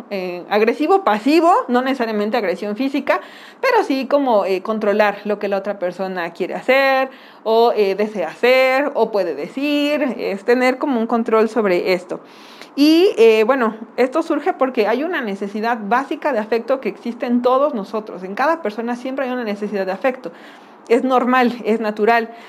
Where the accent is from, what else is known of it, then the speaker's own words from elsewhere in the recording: Mexico; Y pues como buenos mexicanos le hemos dado como el toque para no, no hablar acerca del tema como tal